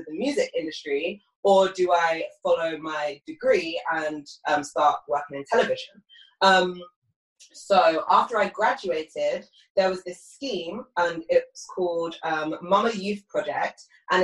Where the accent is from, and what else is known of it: United Kingdom; accent: British